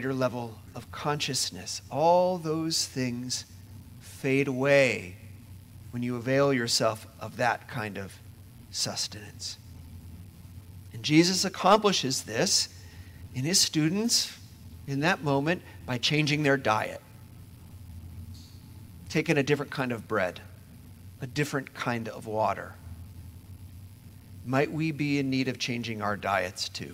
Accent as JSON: {"language": "English", "region": "Indiana", "country": "United States", "moved": "yes", "said": "I'm from Indiana"}